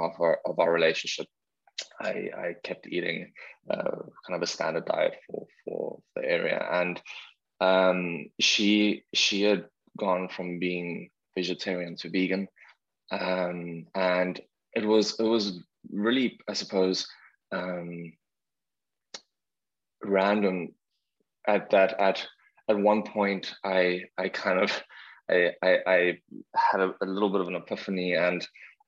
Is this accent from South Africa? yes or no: yes; South Africa; now in Vancouver, Canada; I'm from South Africa